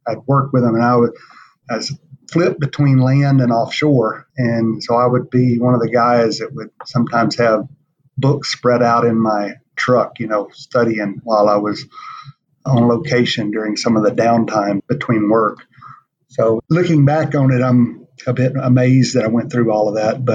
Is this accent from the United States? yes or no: yes; Ferriday, Louisiana, United States; I was raised in Louisiana, small town